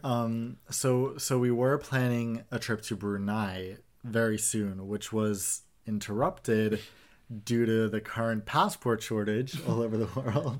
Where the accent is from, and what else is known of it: Sweden